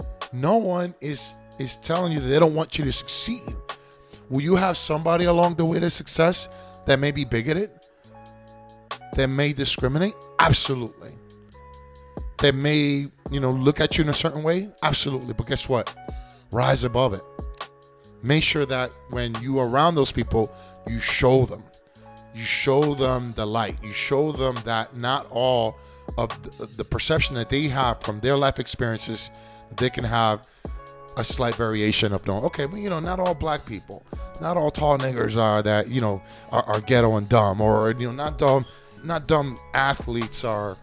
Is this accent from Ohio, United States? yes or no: no; New York, United States; born there; I've been an American since 9 years old. I was born in New York.